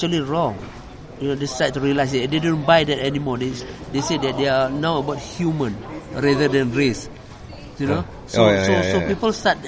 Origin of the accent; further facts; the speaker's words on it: Malaysia; we are Malaysian people